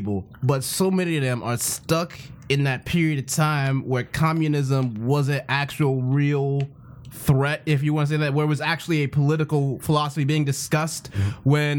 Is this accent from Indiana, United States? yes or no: no; Houston, Texas, United States; born and raised in Houston, Texas